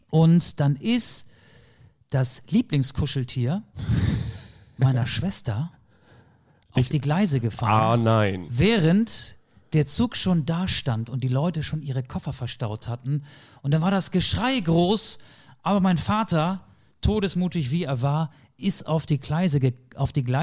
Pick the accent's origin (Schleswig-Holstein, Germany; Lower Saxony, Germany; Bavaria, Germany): Lower Saxony, Germany; Denn normalerweise sind wir aus Niedersachsen, wo ich ursprünglich herkomme, aus dem Landkreis Stade an der Elbe, so 60 Kilometer von Hamburg entfernt, immer den weiten Weg ins Saarland mit dem Auto gefahren.